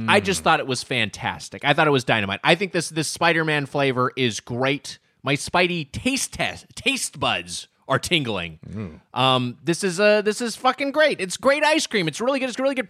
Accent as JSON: {"language": "English", "town": "Brooklyn", "region": "New York", "country": "United States", "said": "I'm from Brooklyn."}